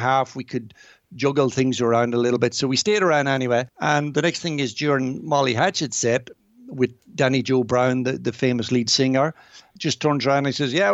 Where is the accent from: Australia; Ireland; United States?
Ireland; Virginia, Ulster; my memories of growing up there